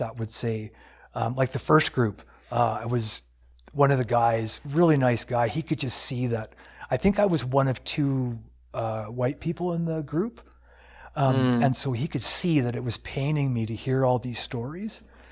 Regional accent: United States; now in Canada; when I grew up in the States, because I'm from the States

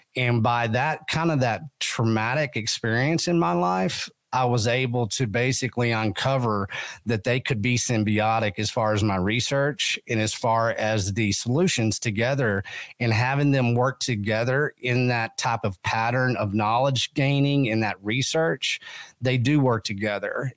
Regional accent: West Texas, United States; I come from West Texas

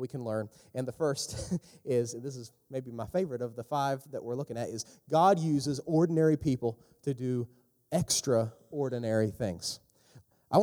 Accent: West Virginia, United States; also born or lived in Huntington, West Virginia; I'm from West Virginia.

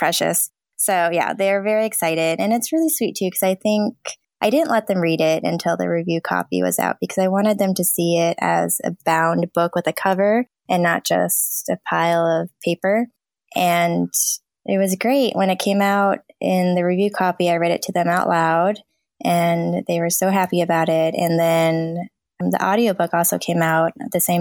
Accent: Southern California, United States; I grew up in Southern California

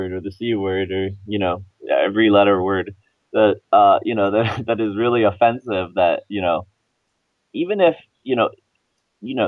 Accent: Florida, United States; I grew up in Florida

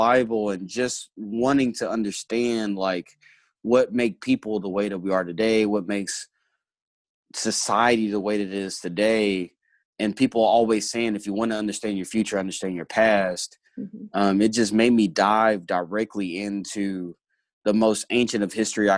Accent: Hot Springs, Arkansas, United States; also born or lived in Little Rock, Arkansas; I grew up mostly in Hot Springs, Arkansas, and Little Rock, Arkansas

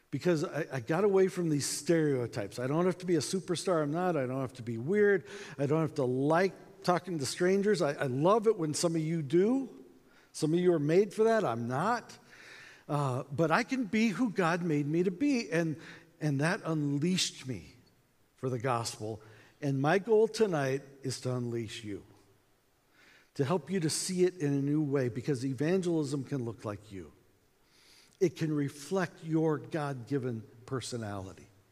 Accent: United States; accent: American; we're from America

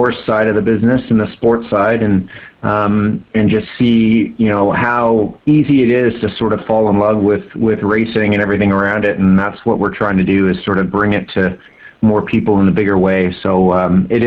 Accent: Brampton, Ontario, Canada; I grew up in Brampton, so I'm familiar with Woodbine

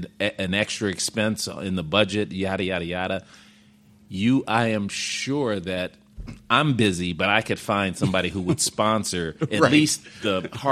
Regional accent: Chicago, Illinois, United States; I grew up in Woodlawn and South Shore, so I'm a Southsider.

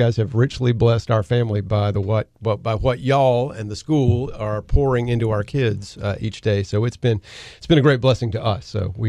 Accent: Conway, South Carolina, United States; When I was a kid, I grew up in Conway

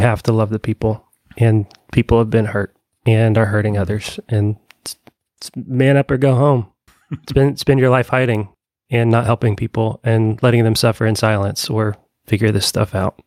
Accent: Evansville, Indiana, United States; now in Bloomington, United States; i grew up in conservative evansville indiana and moved to bloomington

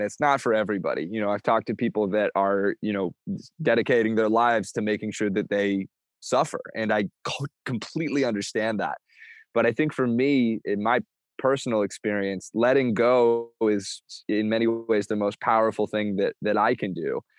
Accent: Bainbridge Island, Washington, United States; Again, I'm from Bainbridge Island close to Seattle.

